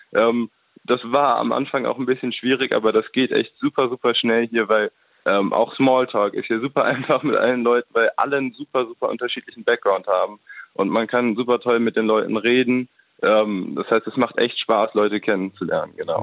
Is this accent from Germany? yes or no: yes; Germany; moved away; dieses Bewusstsein, Deutscher zu sein